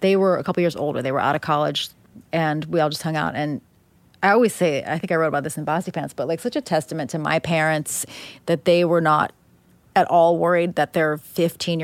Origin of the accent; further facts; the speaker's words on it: Upper Darby, Pennsylvania, United States; I can like name five or six families off the top of my head in my hometown